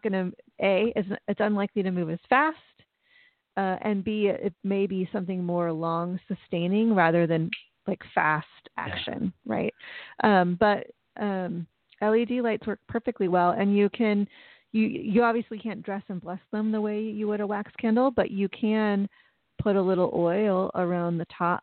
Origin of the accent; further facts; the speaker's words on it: United States; speaking as an American